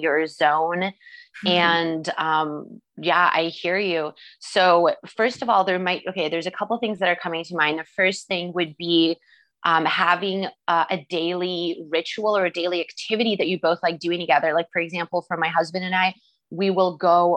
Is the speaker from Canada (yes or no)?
yes; Canada; moved away; I'm Canadian, so I'm used to the Canadian